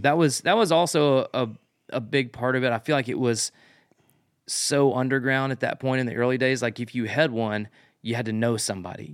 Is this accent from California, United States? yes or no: no; Memphis, Tennessee, United States; now in Nashville, United States; close to my hometown. I grew up in Memphis.